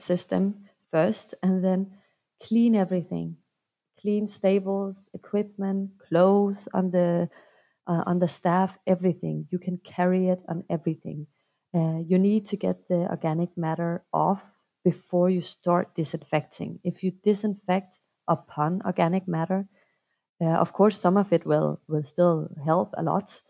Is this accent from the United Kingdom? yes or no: no; Denmark; I'm from Denmark and I'm a clinician